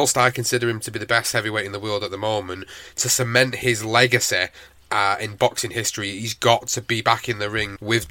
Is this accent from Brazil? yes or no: no; United Kingdom; as a British fan